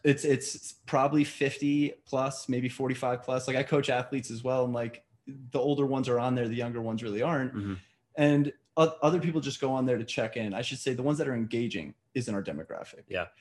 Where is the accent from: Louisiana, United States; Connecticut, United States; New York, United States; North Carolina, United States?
New York, United States; I'm a New Yorker. You can't hear to my accent right now